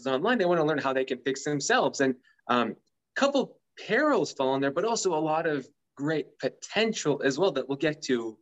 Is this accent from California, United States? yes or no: yes; San Francisco Bay Area, California, United States; I was originally an engineer where I grew up in the San Francisco Bay Area